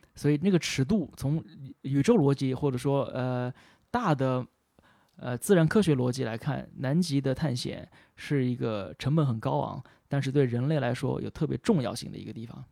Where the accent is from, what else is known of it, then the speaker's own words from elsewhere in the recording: China; 作为中国人